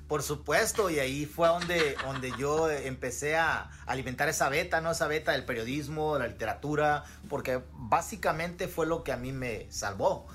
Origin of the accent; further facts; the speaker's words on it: Guerrero, Mexico; moved away as an adult; now in Iowa, United States; yo tengo como 10, 12 años ya fuera de Guerrero y aquí en Estados Unidos tengo 10 años.